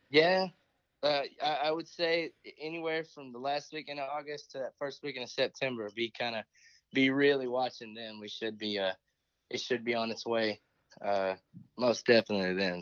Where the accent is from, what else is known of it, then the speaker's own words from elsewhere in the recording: Midland, Texas, United States; also born or lived in Comanche, Texas; I grew up in Midland